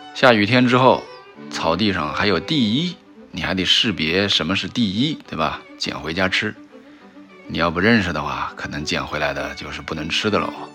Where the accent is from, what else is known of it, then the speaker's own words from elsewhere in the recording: Shanghai, China; 我们上海人